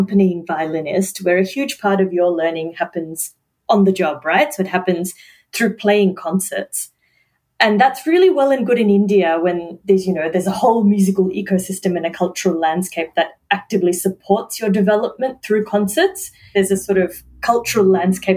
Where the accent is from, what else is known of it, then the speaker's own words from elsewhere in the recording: Melbourne, Victoria, Australia; also born or lived in Middle East / Wellington, New Zealand; I've grown up here, right? Like I am Australian, I am Melburnian.